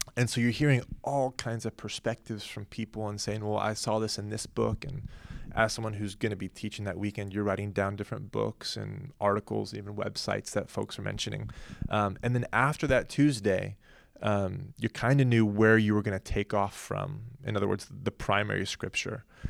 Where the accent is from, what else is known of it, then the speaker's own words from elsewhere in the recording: Oklahoma, United States; now in Southern California, United States; we grew up in Oklahoma